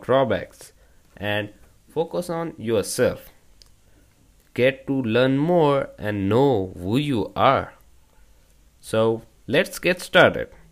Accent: India; from India.

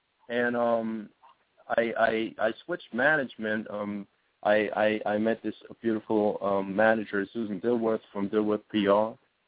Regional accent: Switzerland; My home base is a beautiful country. But it's very small.

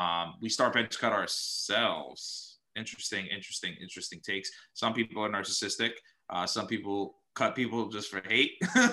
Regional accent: Dominican Republic; I came from Dominican Republic.

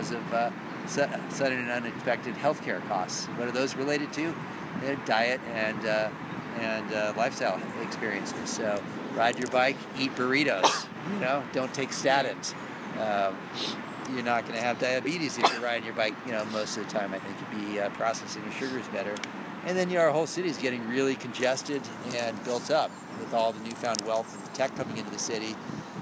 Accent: San Francisco, California, United States; I grew up here in San Francisco

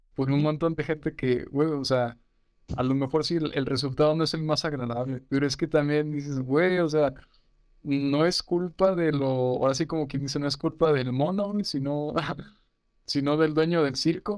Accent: Mexico; nosotros como mexicanos

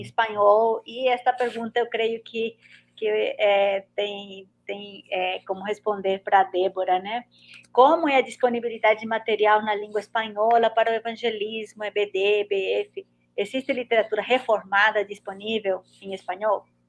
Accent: Paraguay; eu sou paraguaia também.

